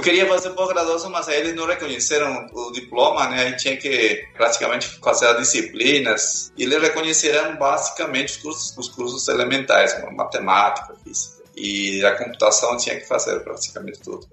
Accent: Peru; Portuguese is a second language; moved away as an adult; also born or lived in Lima, Peru / Soviet Union / Sweden; now in Brazil; eu nasci no Peru, lá no interior do Peru, lá nos Andes, e de lá eu saí com 12 anos para a capital Lima.

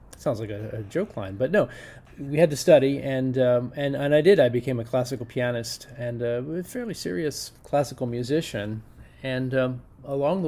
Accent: Asbury Park, New Jersey, United States; I'm from Asbury Park, New Jersey

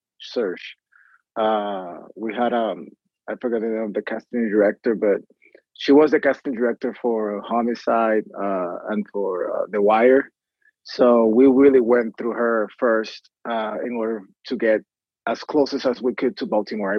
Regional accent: San Juan, Puerto Rico; English is a second language; I am born and raised in Puerto Rico, from the city of Santurce in the capital.

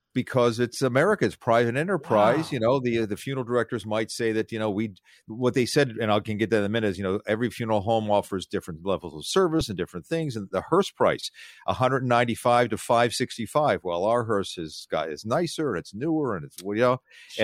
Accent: Philadelphia, Pennsylvania, United States; I grew up in Philadelphia.

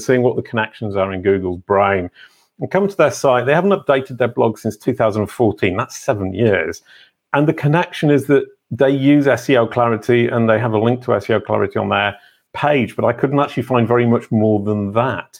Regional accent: England, United Kingdom; I can say that as an English person.

